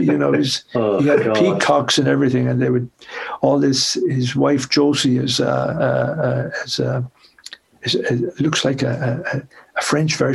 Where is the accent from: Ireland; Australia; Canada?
Ireland; South Tipperary, Munster; also born or lived in Dublin; now in Cork, Ireland; I'm originally from South Tipperary, but I live in Cork now.